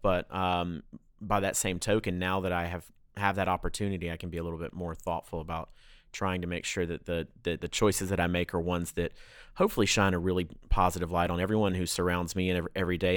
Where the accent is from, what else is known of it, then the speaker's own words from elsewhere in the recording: Atlanta, Georgia, United States; I grew up in the South. My family's five generations now in the South